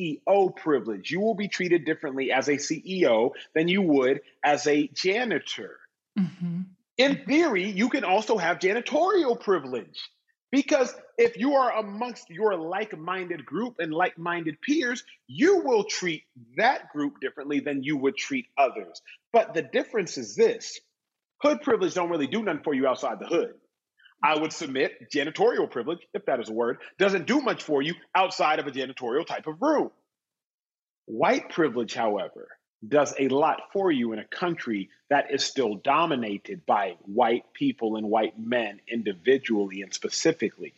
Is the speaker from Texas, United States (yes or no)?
yes; Austin, Texas, United States; I grew up in Austin, Texas